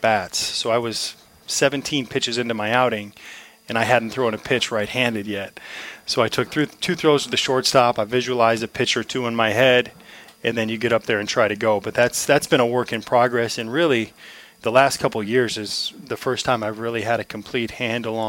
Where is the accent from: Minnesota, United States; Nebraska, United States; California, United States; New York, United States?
Nebraska, United States; Omaha; growing up in Omaha